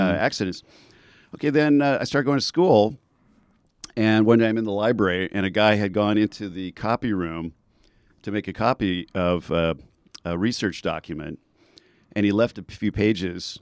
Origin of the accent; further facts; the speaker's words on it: Southern California, United States; also born or lived in Bay Area / Silicon Valley; now in Santa Barbara, United States; I'm originally from Southern California